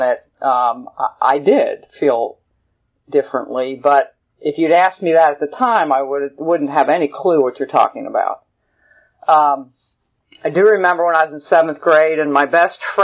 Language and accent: English; Lancaster, Pennsylvania, United States; also born or lived in Denver, Colorado; now in Phenix City, United States; I grew up in Lancaster, Pennsylvania